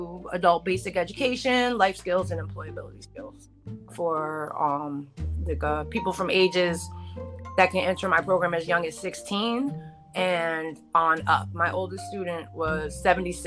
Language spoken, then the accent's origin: English; New Jersey, United States; I'm from Jersey